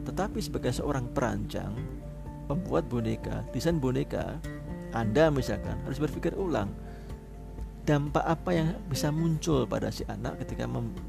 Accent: Malang, East Java, Indonesia; saya orang Malang tinggal di Malang

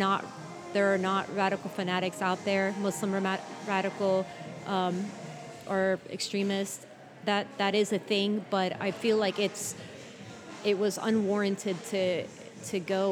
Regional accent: United States; being Palestinian American

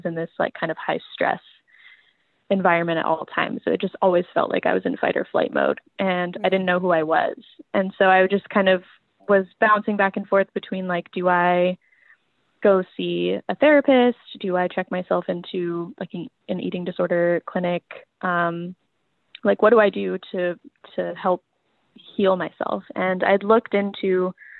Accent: Las Vegas, Nevada, United States; now in Seattle, United States; I grew up in Vegas, so you know, those 100 degree summers

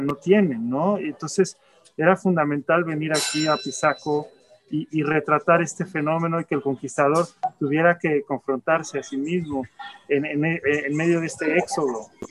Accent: Mexico; now in United States; yo también soy migrante, yo vivo en Estados Unidos, soy mexicano

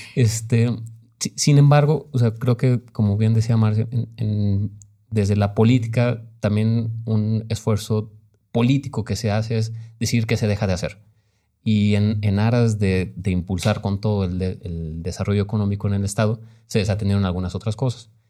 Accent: Guanajuato, Mexico; yo digo que soy de Guanajuato, yo nunca he, me he asumido así de, ah, soy de provincia, porque no, no crecimos

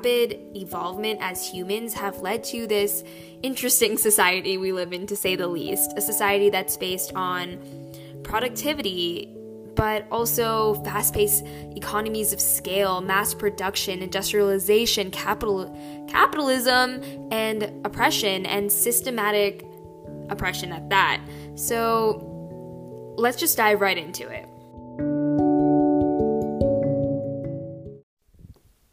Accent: United States; my grandparents were pretty well off in India, and of course, I was from America

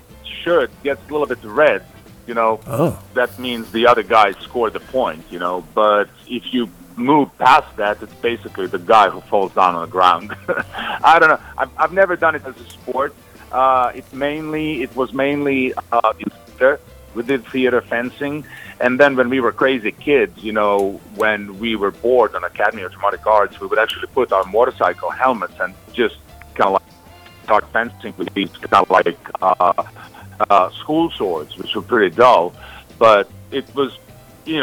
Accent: Croatia; moved away as an adult; now in United States; I was from Croatia, but I was actually in Serbia serving Yugoslav army

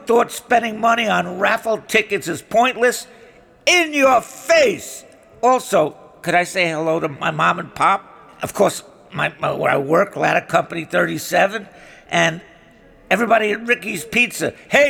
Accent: Skaggsville, Maryland, United States; now in Brooklyn, United States; Well, originally I'm from Skaggsville, Maryland. But I've lived in Brooklyn for years.

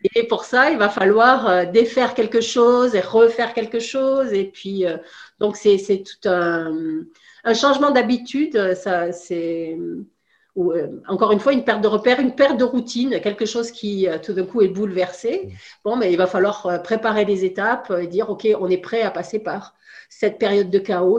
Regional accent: France; moved away as an adult; now in Canada; je suis originaire de France, en Europe, et puis on a décidé d'avoir une expérience de vie à l'étranger en famille. Et on est venu au Canada

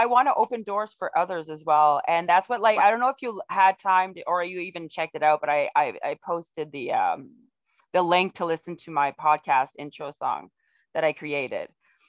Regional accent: Ontario, Canada; also born or lived in Quebec; I was born in Ontario because my family were military, and so I'm a military brat

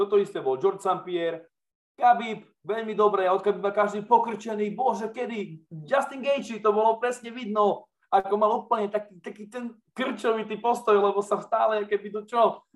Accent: eastern Slovakia, Slovakia; cítime to aj my na tom východnom Slovensku

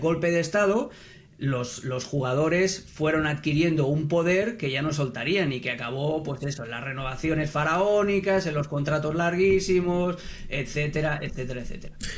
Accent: Catalonia, Spain; moved away; yo nací en Cataluña, yo jugué allí

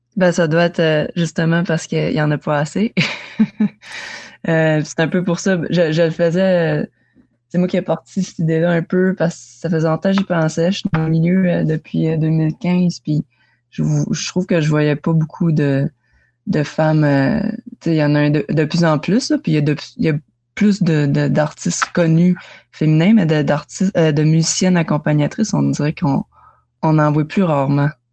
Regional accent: Kedgewick, New Brunswick, Canada; chez nous à Kedgewick

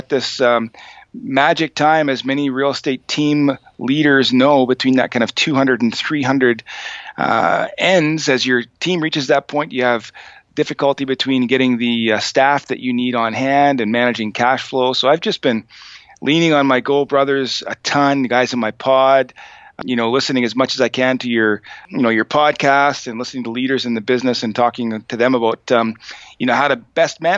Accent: a small town in New Brunswick, Canada; also born or lived in Fredericton, New Brunswick / Sackville, New Brunswick; I'm from a small town in New Brunswick, Canada. I'm Canadian, a town of about 1,200 people, and I lived there, most of my childhood, attended high school in a city called Fredericton

